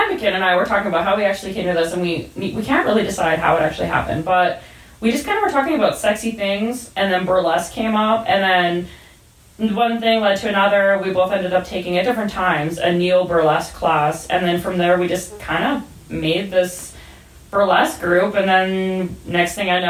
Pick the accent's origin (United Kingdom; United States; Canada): Canada; Camrose, Alberta; I grew up about 45 minutes south of Edmonton in a place called Camrose.